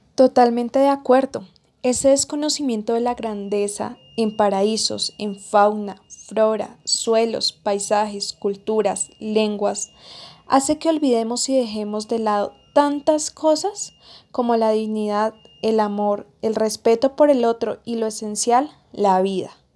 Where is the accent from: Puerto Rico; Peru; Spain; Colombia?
Colombia; así somos los colombianos